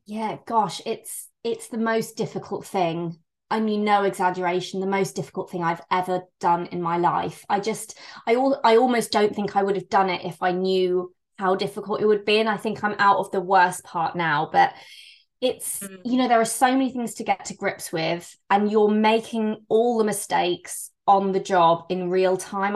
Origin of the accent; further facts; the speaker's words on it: Bristol, South West England, United Kingdom; I'm from Bristol in England